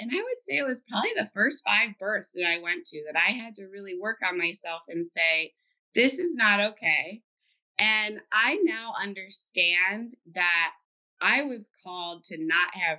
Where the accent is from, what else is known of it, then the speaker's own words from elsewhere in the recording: Cincinnati, Ohio, United States; I'm from Cincinnati, Ohio. I was born and raised there, and I went to school there